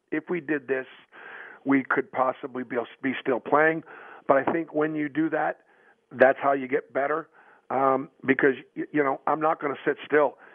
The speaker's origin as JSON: {"language": "English", "town": "Boston", "region": "Massachusetts", "country": "United States", "tie": "born or raised there", "moved": "as an adult", "said": "I grew up in Boston, and so I went to BC"}